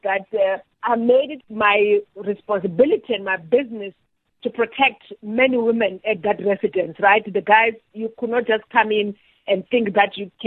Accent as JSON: {"language": "English", "town": "Welkom", "region": "Free State", "country": "South Africa", "tie": "born or raised there", "said": "I grew up in the Free State in Welkom"}